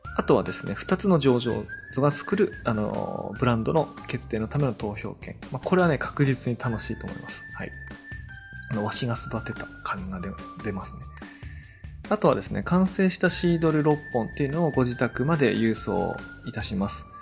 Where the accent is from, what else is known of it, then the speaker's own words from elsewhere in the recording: Tono, Iwate, Japan; 私そこの出身なので、もう秋から大体翌年の2月ぐらいまでは、誰の家行っても家中リンゴの匂いがする